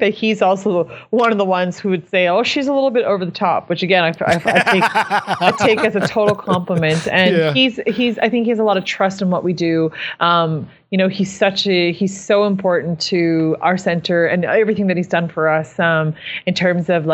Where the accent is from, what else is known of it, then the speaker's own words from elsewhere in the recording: Saskatchewan, Canada; the kind of people that we are from Saskatchewan